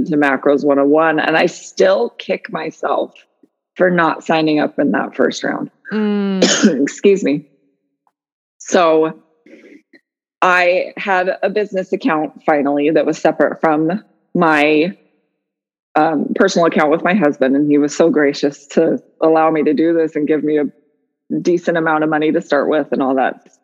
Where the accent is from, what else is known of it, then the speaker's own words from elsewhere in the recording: Utah, United States; now in Sequim, United States; We grew up in Utah.